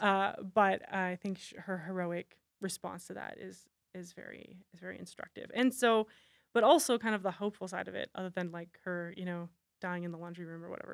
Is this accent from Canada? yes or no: yes; Canada; I'm Canadian.